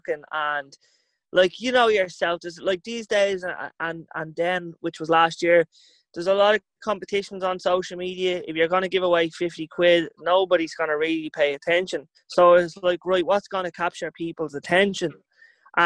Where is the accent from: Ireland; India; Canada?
Ireland; Dublin, Leinster; I lived up the west of Finglas, grew up on a quiet enough little road called Kildonan